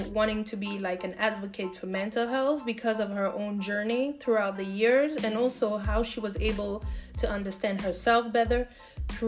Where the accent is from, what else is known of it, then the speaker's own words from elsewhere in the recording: Burkina Faso; moved away; also born or lived in Cameroon; I was born in Cameroon and I was raised in Burkina Faso, so I consider myself from both countries.